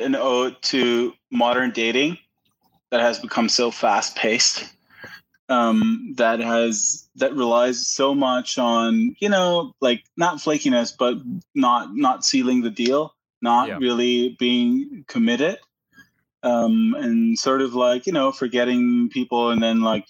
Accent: Germany; now in Texas, United States; I'm originally from Germany. So okay. Born and raised and everything.

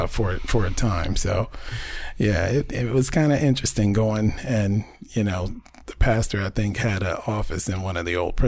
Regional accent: Warren, Ohio, United States; also born or lived in Virginia; I was born right here in Warren at Trumbull Memorial Hospital.

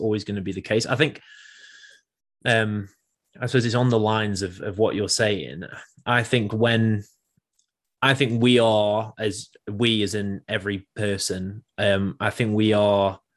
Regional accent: England, United Kingdom; as an English person

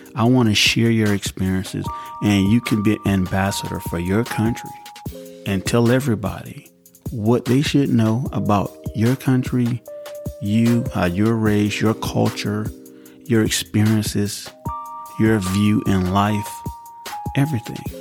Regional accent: United States

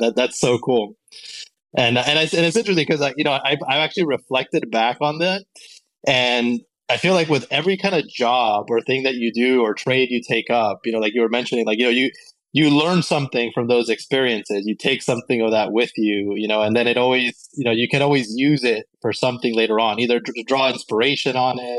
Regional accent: Colombia; moved away; especially when I came to live here from Colombia

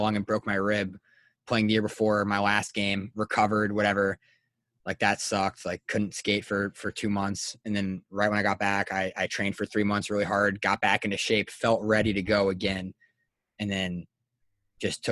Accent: Kansas, United States; moved away; I grew up in Kansas and played hockey there

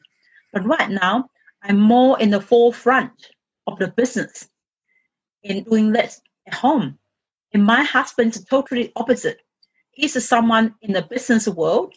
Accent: China; English is a second language; moved away as an adult; in my culture, I'm coming from China

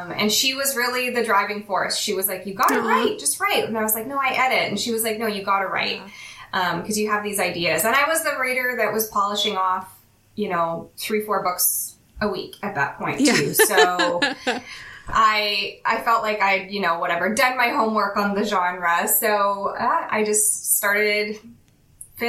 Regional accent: Calgary, Alberta, Canada; also born or lived in Western Canada; now in Vancouver, Canada; I'm Canadian. I actually was born in Calgary, which is like the main city that Chestnut Springs is set outside of, but I've lived all over Western Canada

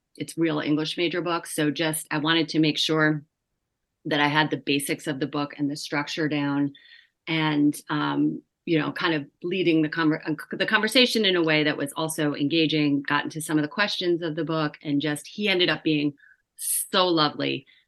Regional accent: New York, United States; I am a New Yorker

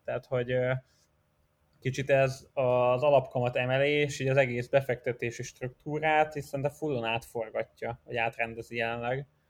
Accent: Hungary

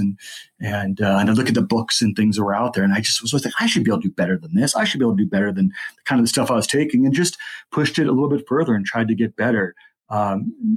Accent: Southern California, United States; now in Groveland, United States; I grew up in Southern California

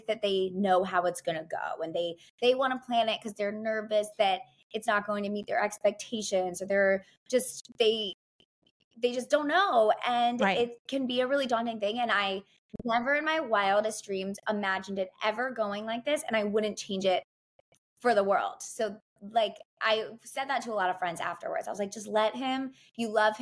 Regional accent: New Jersey, United States; now in New York, United States; I'm from New Jersey.

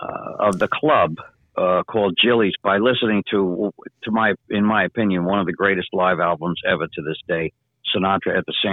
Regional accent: Franklin Square, New York, United States; born or raised there

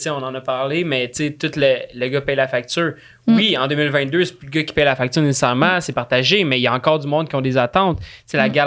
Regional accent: Valais, Switzerland; moved away; quand je suis parti de Valais, j'ai fait une coupure.

